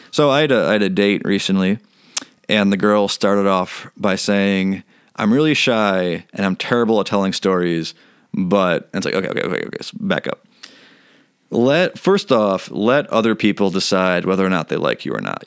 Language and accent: English; United States; I'm an American